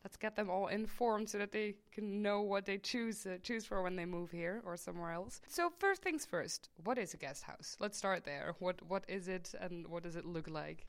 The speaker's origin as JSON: {"language": "English", "town": "Maastricht", "region": "Limburg", "country": "Netherlands", "tie": "born or raised there", "said": "I am from Maastricht. I was born and raised here"}